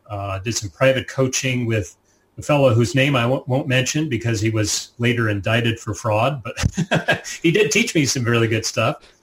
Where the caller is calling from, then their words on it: Virginia, United States; we live just outside of Washington, D.C., you know, capital city, um, and uh, in Northern Virginia, which is a, a set of suburbs just outside of the city.